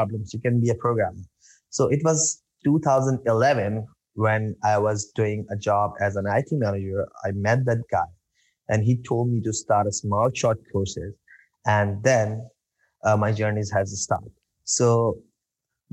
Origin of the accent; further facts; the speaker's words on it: Karachi, Sindh, Pakistan; I'm from Pakistan, and actually, I'm living in Karachi